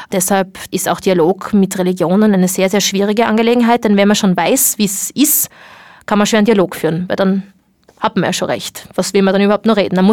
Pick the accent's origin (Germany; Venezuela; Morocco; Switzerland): Morocco; dass es äh, sehr wohl einen Unterschied macht, ob man es trägt oder nicht, als Marokkanerin wohlgemerkt, nicht als Ausländerin